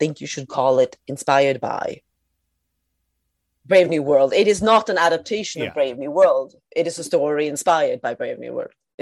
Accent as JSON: {"language": "English", "country": "Sweden", "tie": "born or raised there", "said": "growing up in Sweden in the 80s and 90s"}